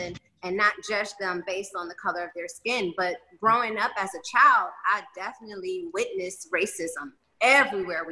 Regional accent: Detroit, Michigan, United States; now in Miami, United States; I'm from Detroit, Michigan

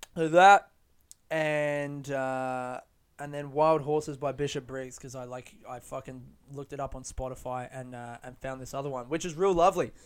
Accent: Adelaide, South Australia, Australia; now in Melbourne, Australia; I grew up in Adelaide

